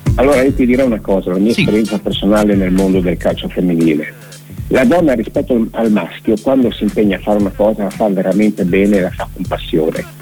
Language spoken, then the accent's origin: Italian; Udine, Friuli-Venezia Giulia, Italy; now in Povoletto, Italy; io abito a Povoletto da parecchi anni, sono nato a Udine, e nell'82